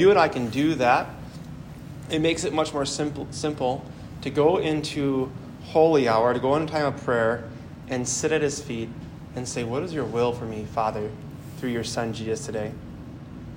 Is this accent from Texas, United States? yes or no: no; Milwaukee, Wisconsin, United States; I'm originally from the Archdiocese of Milwaukee